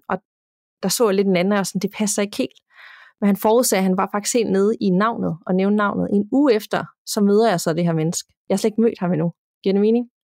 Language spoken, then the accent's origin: Danish; Denmark; hjemme i Danmark